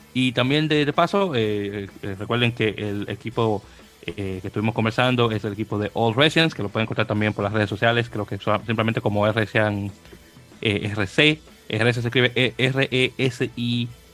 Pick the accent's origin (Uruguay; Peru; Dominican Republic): Dominican Republic; now in United States; soy dominicano